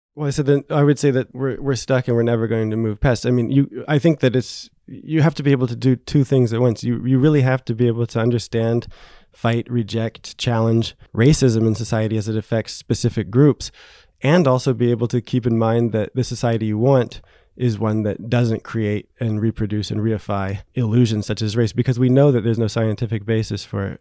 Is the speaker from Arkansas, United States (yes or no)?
no; New Jersey, United States; moved away as an adult; now in Paris, France; I grew up in New Jersey, uh, in the nineteen eighties and nineties